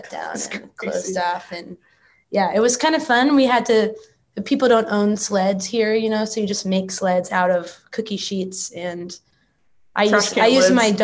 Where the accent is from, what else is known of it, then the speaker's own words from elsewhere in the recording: Texas, United States; now in Nashville, United States; I grew up in Texas